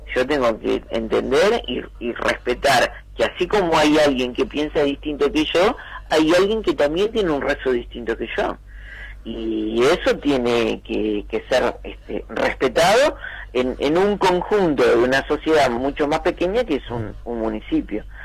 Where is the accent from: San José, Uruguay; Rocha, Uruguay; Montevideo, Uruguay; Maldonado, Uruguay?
Montevideo, Uruguay; Soca y Rivera; Yo me mudé a los 5 o 6 años a Soque Rivera, muy cerquita del Club Atlético Tabaré, y bueno, eh, crecí